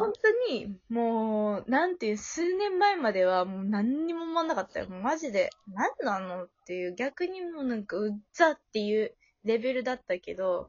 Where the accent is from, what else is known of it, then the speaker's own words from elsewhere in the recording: Osaka, Japan; 大阪出身だから